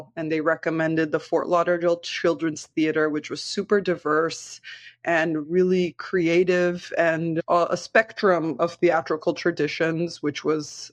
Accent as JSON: {"language": "English", "country": "Brazil", "tie": "born or raised there", "said": "I was born in Pindorama, which is currently called Brazil"}